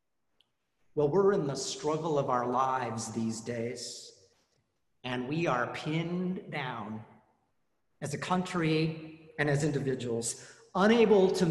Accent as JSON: {"language": "English", "region": "Colorado", "country": "United States", "tie": "born or raised there", "moved": "yes", "said": "I grew up in Colorado"}